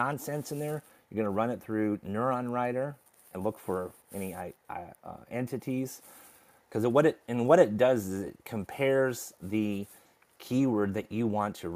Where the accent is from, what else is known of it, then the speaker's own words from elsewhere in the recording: United States; I grew up in America